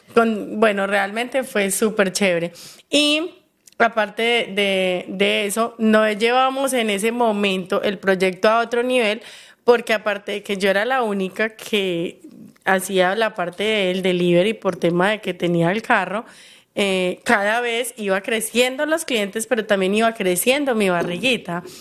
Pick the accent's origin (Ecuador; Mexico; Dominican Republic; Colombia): Colombia; soy colombiana